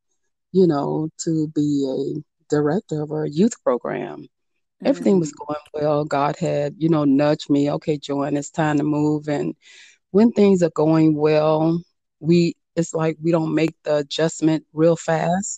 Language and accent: English; Miami, Florida, United States; I come from Miami, so you always had the summer youth programs